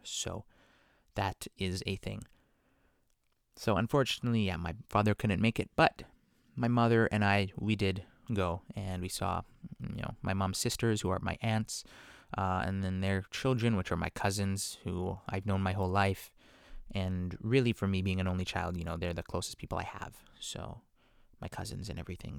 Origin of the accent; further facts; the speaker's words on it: Vancouver, British Columbia, Canada; growing up in Vancouver, my parents, you know, are out there.